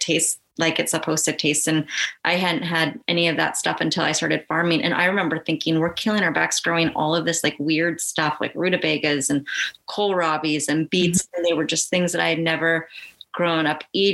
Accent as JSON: {"language": "English", "area": "just outside of Portland", "region": "Oregon", "country": "United States", "tie": "born or raised there", "said": "I grew up just outside of Portland"}